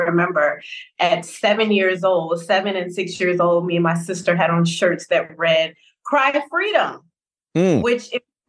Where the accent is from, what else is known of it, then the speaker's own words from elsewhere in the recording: Memphis, Tennessee, United States; also born or lived in New Orleans, Louisiana; So I was born and raised in Memphis, Tennessee, right? But I also spent a significant amount of time in New Orleans because I have familial roots there and I also have collegiate roots there. Okay. I am the daughter of a Baptist pastor